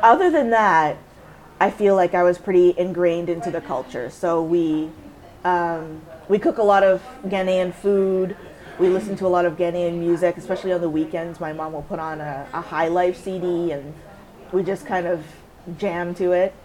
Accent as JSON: {"language": "English", "country": "Canada", "also_born_or_lived": "Windsor, Ontario", "said": "I never even really felt separate from being Canadian."}